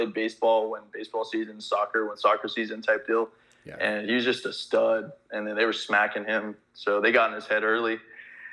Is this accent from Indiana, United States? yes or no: no; California, United States; I grew up out in California